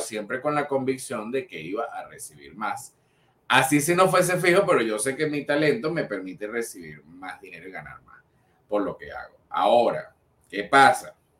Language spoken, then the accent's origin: Spanish; Venezuela; nosotros somos los únicos venezolanos que aparecemos en la parrilla de Getter Live